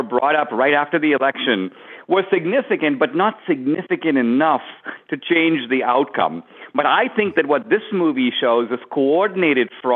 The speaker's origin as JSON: {"language": "English", "country": "India", "tie": "born or raised there", "moved": "yes", "lives_now": "United States", "said": "in the years I've been in America, I was born in India"}